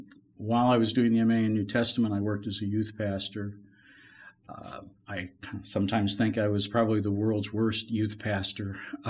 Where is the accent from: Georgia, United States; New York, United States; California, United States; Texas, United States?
New York, United States; Western; I grew up in Western New York in a family that was solidly Christian, came to Christ at a very young age.